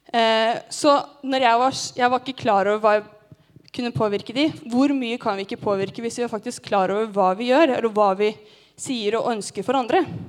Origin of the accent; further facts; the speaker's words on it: Gjøvik, Innlandet, Norway; moved away; Hjemme på Gjøvik